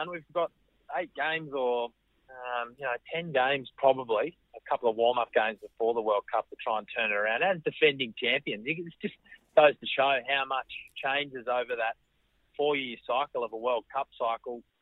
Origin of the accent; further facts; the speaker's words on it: Australia; being inside the dressing room and being an Australian cricketer, it's great fun.